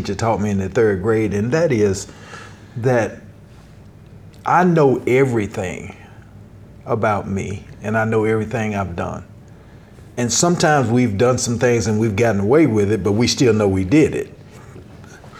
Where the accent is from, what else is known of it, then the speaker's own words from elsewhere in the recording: Nashville, Tennessee, United States; I was born and raised in Nashville, Tennessee